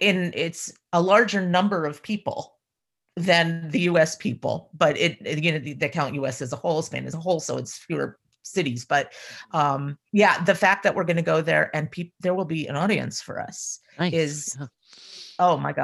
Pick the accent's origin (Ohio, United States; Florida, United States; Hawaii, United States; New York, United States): Ohio, United States; now in New England, United States; I was shocked when I moved here from Ohio that you could go to all the states in one day.